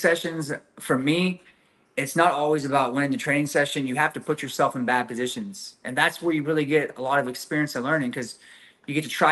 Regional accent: Texas, United States; growing up in Texas

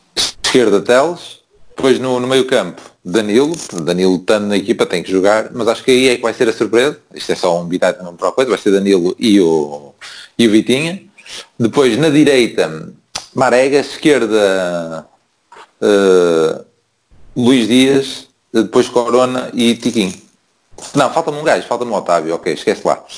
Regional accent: Porto, Norte, Portugal; moved away as an adult; now in Braga, Portugal; a minha cidade é o Porto, caralho, sou do Lapa

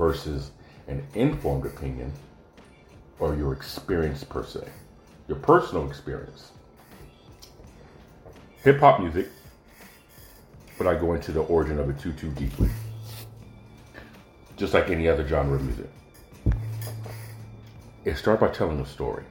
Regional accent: California, United States; moved away as an adult; also born or lived in Oregon; as a Californian

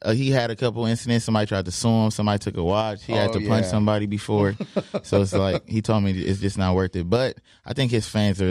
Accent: Compton, California, United States; I am from Compton

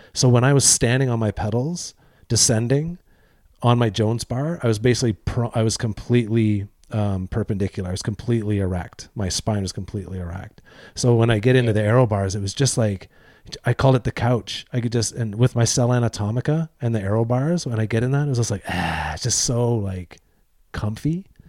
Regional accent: Eastern Canada, Canada; I'm from Eastern Canada

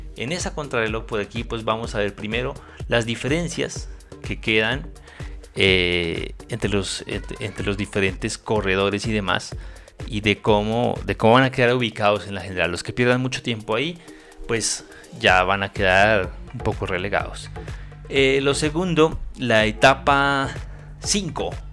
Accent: Colombia; a los colombianos nos duele como colombianos

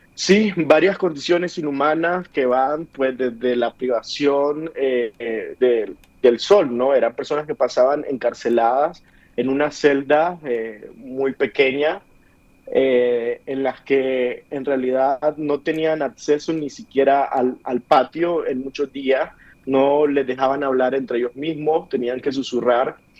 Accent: Nicaragua; moved away as an adult; now in Mexico City, Mexico; yo no estoy en Nicaragua, estoy en Ciudad de México debido eh, a la misma situación de la represión en mi país

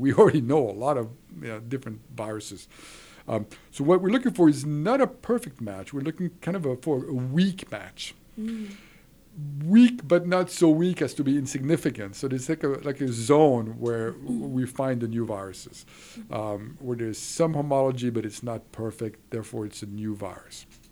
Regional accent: Switzerland; moved away; I was raised in Switzerland

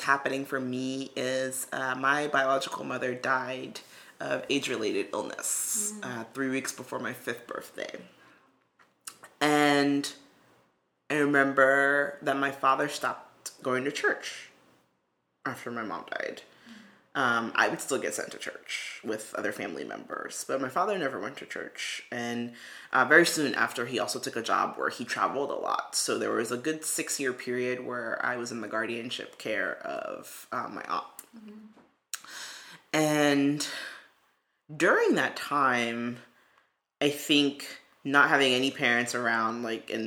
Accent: New York City, New York, United States; I knew I had had classmates who were Jewish growing up in Brooklyn

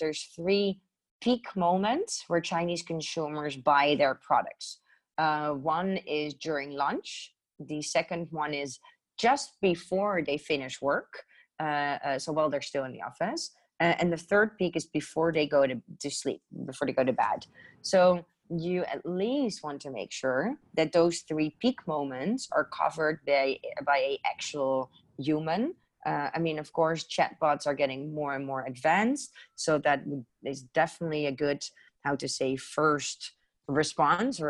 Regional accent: Netherlands; moved away; I'm originally from Holland

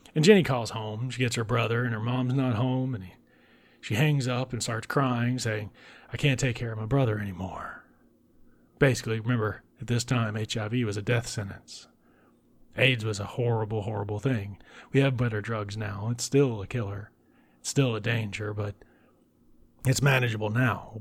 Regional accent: United States; I grew up an hour away from New Orleans

